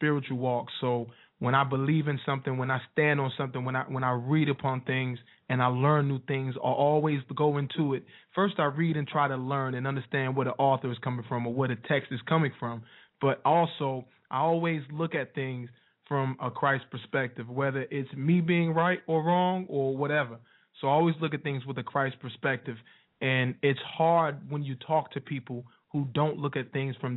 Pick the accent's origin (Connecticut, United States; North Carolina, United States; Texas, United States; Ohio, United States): North Carolina, United States; Wilson; Wilson, NC, my hometown.